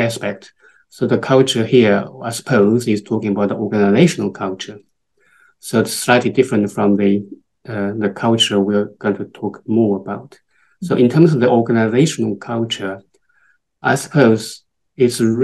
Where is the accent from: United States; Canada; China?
China; moved away as an adult; also born or lived in Thailand; now in United Kingdom; I am from China originally. I moved to the UK about 22 years ago